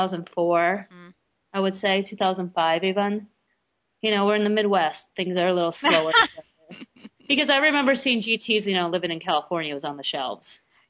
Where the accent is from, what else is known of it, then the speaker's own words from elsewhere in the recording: Russia; born there; I was born in Russia, and that was, you know, what you drank because you didn't have soda or anything else.